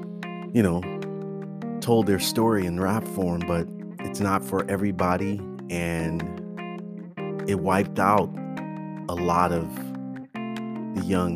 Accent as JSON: {"language": "English", "town": "Oakland", "region": "California", "country": "United States", "tie": "born or raised there", "said": "growing up in Oakland with all the shootings"}